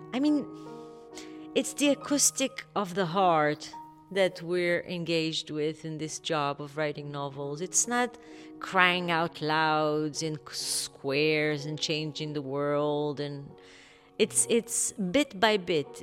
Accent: Kfar Saba, Central District, Israel; I grew up in Kfar Saba, which is a small town in the north of Tel Aviv.

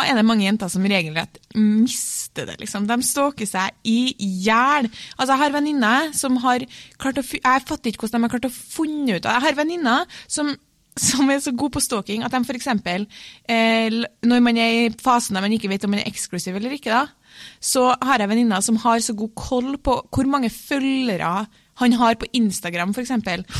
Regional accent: Trøndelag, Norway; jeg er trønder

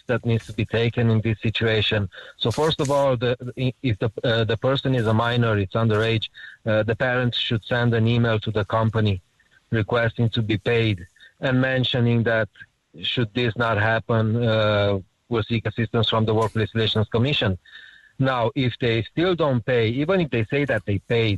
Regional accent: Romania; now in Ireland; I'm from the Romanian community

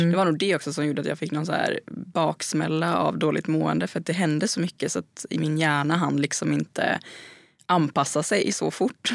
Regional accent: Gothenburg, Västra Götaland, Sweden; moved away; har ju inte heller liksom lika många vänner här som jag hade hemma i Göteborg

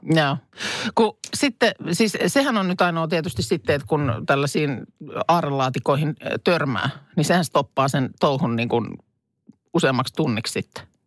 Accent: Lahti, Päijät-Häme, Finland; moved away; muutin pois sitten Lahdesta

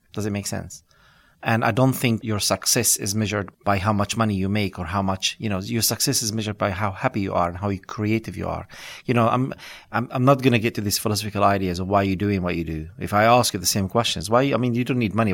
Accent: West Bank, Palestine; English is a second language; moved away as an adult; now in London, United Kingdom; coming from this, uh, refugee camp, uh, background

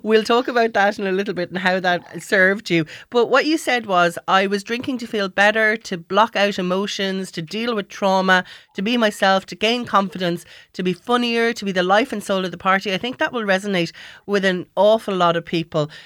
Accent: Ireland; as Irish people

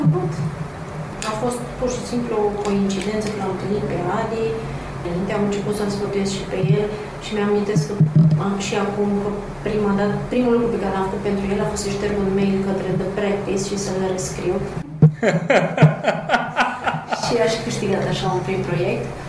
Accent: Transylvania, Romania; moved away as an adult; also born or lived in Cluj-Napoca; now in Bucharest, Romania; Sunt ardeleancă

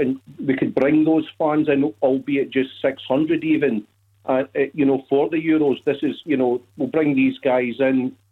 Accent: Glasgow, Scotland, United Kingdom; moved away as an adult; now in Aberdeen, United Kingdom; I'm actually from Glasgow originally. I live up here now. I've been up here 19 years.

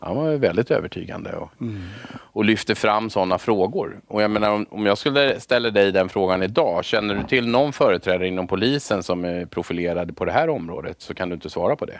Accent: Haninge, Stockholm County, Sweden; jag är född i, eh, Haninge i Vändelsö, eller uppvuxen i Vändelsö

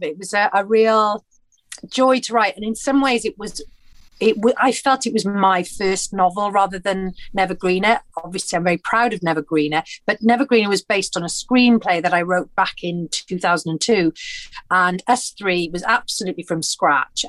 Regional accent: Porthcawl, Wales, United Kingdom; moved away; I'm from Porthcawl, which is a seaside town in between Cardiff and Swansea on the Welsh coast

